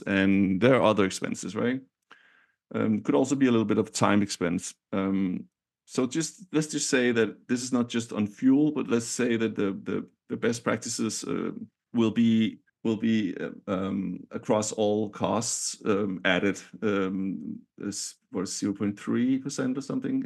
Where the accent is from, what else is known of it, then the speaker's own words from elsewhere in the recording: Denmark; now in San Francisco, United States; I'm from Denmark